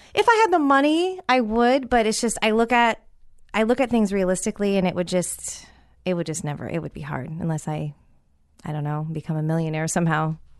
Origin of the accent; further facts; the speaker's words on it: San Francisco, California, United States; moved away; also born or lived in Tampa Bay; my hometown of San Francisco